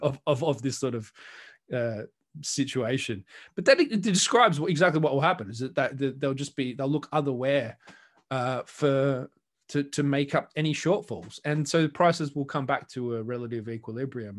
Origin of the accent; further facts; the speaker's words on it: Australia; I'm Australian